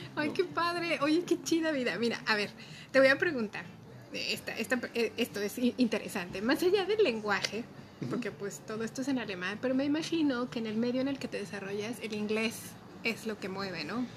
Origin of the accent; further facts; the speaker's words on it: Mexico; nuestra condición como mexicanos, estando en México